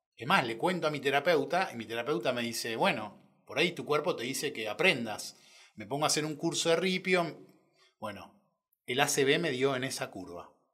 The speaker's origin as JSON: {"language": "Spanish", "region": "Buenos Aires", "country": "Argentina", "tie": "born or raised there", "also_born_or_lived": "Córdoba, Argentina", "said": "Nací en Córdoba, tengo una familia muy grande allá, a la cual quiero un montón me crié con mucha gente, hasta los cuatro que me vine a Buenos Aires"}